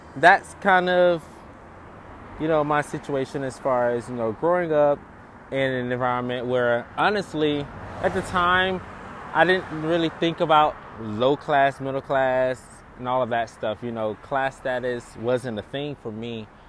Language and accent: English; Eatonton, Georgia, United States; now in Los Angeles, United States; I grew up in Eatonton, Georgia, a small town